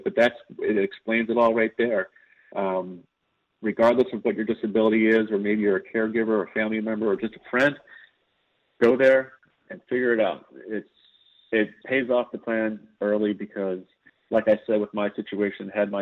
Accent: California, United States; my home state of California

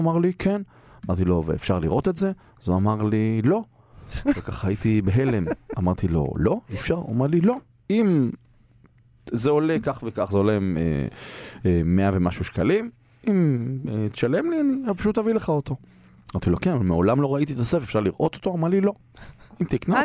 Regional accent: Holon, Tel Aviv District, Israel; אני גדלתי בשכונה, לא בתל אביב, בחולון

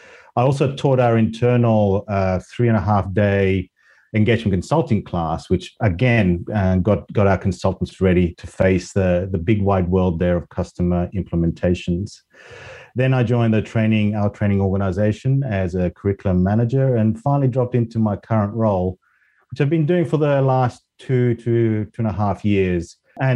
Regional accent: Spain; English is a second language; moved away as an adult; also born or lived in Australia; now in United Kingdom; So I was, I guess, born and raised in Spain, went to university in Australia, and then stayed there for 25 years before moving back to Europe and settling back here in the UK for the last 10 years.

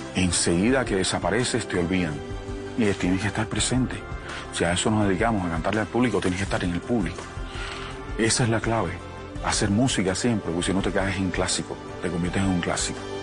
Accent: Cuba; moved away as an adult; also born or lived in Miami / Colombia; mi país, eh, Cuba

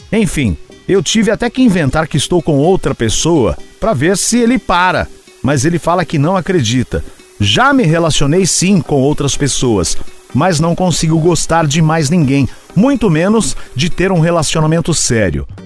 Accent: Natal, Rio Grande do Norte, Brazil; Sou de Natal, Rio Grande do Norte.

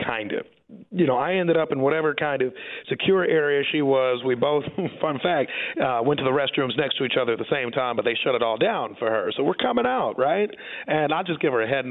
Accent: Kansas City, Missouri, United States; I grew up in Kansas City

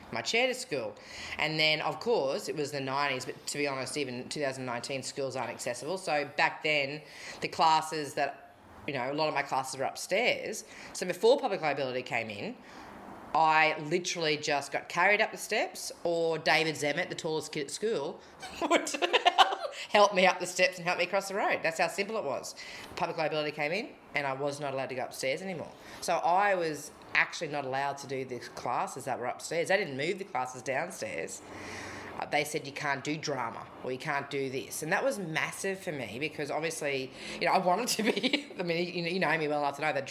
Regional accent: Rockhampton, Queensland, Australia; moved away; I am a Rocky girl at heart. I think the older I get, the more I embrace that I'm from Rockhampton

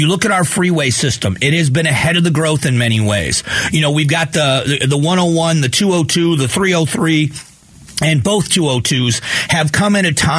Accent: Fort Myers, Florida, United States; also born or lived in Northeast Ohio / Arizona; So I grew up in Southwest Florida in the town of Fort Myers where the hurricane hit

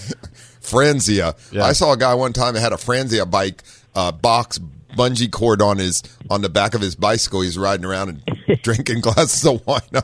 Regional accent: Ohio, United States; moved away; But I'm removed from Ohio for quite

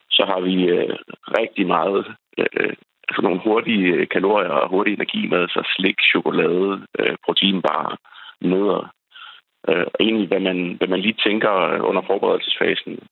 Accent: Denmark

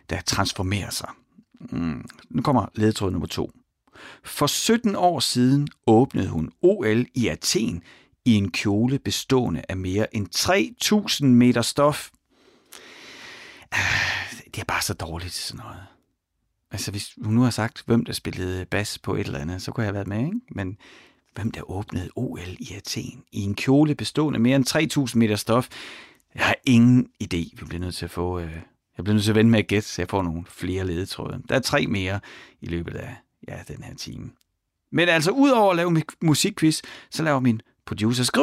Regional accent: Ry, Central Denmark Region, Denmark; Jeg er vokset op i Ry

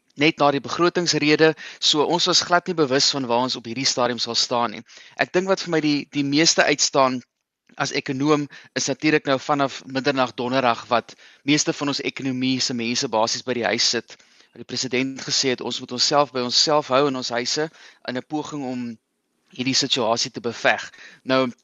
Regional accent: South Africa; ons as Suid-Afrikaners

